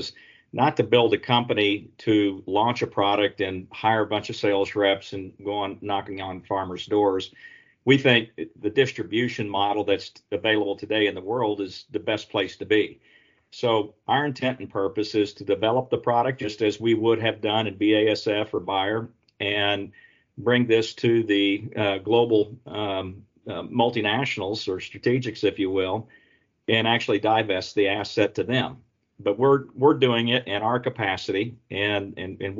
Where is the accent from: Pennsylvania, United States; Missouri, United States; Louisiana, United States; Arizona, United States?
Missouri, United States; now in North Carolina, United States; I'm from Missouri originally, the show me state